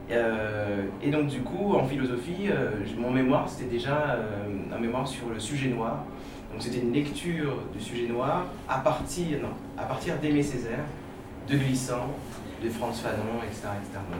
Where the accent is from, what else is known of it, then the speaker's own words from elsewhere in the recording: Saint-Denis, Île-de-France, France; moi je suis né à Saint-Denis